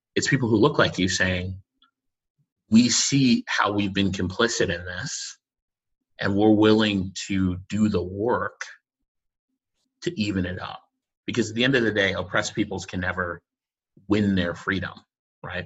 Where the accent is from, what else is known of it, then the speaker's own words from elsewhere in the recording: Boston, Massachusetts, United States; also born or lived in Connecticut; I grew up in Boston